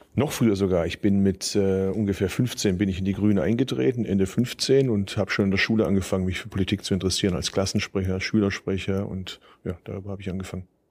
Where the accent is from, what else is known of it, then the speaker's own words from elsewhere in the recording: Bad Urach, Baden-Württemberg, Germany; now in Berlin, Germany; ich kann theoretisch von Berlin hier bis zu meiner Geburtsstadt mit dem Zug fahren